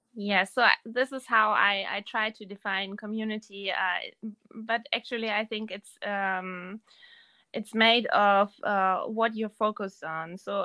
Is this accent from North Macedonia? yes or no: no; Germany; Yes. But my family is originated in Erzgebirge.